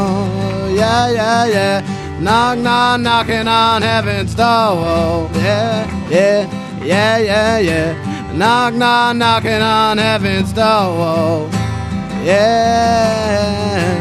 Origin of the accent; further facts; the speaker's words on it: Rancho Cucamonga, California, United States; From Rancho Cucamonga.